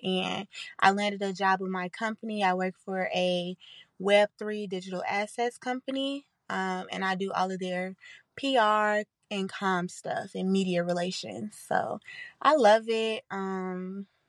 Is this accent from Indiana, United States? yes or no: no; Chicago, Illinois, United States; accent: country; I'm from the south side of Chicago